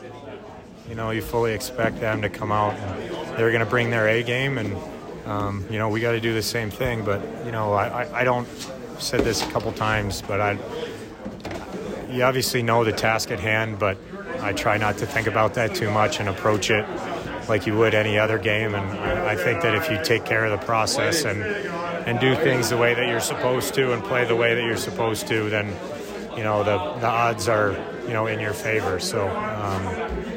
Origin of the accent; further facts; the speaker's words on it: Detroit area, Michigan, United States; I'm not from Detroit either, but I just say that I'm from Detroit.